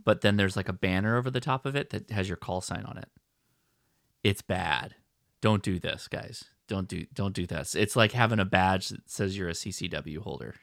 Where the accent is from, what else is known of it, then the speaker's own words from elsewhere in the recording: United States; me as an American